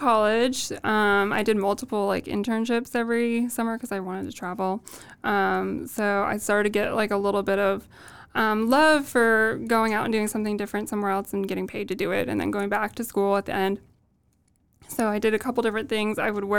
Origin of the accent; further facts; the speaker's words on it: Midwest, United States; accent: Midwest; We like to think we don't have the Midwest accent anymore, but that might not be true.